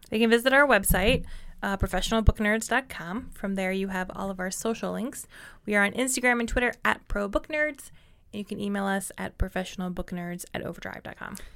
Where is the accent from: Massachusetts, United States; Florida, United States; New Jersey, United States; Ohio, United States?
Ohio, United States; I did not grow up in Shaker, but I grew up in a suburb very similar to Shaker